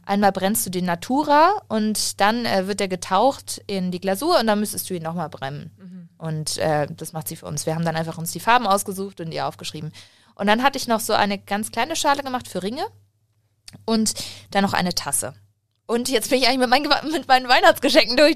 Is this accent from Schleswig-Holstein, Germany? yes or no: no; Munich, Bavaria, Germany; ich bin in München eigentlich aufgewachsen, wenn man das so sagen kann, denn äh, meine Familie kommt aus Waldperlach